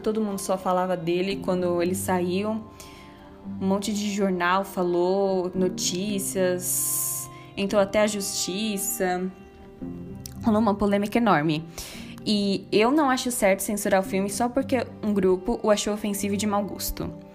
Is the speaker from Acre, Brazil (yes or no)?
no; Paulistas, São Paulo, Brazil; nosso passado como paulistas